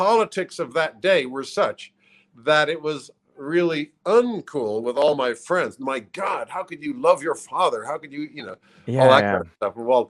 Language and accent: English; Langley, Virginia, United States; When I was born in Langley, Virginia, which is a suburb of the CIA headquarters